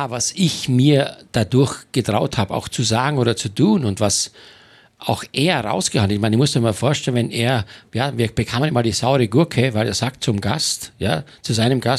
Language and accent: German; Styria, Austria; ich komme aus der Steiermark vom Bauernhof